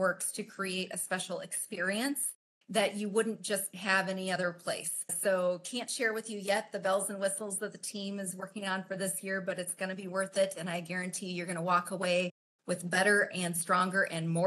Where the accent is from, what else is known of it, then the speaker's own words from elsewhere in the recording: Creston, Iowa, United States; So I grew up in Creston, so small town, southwestern Iowa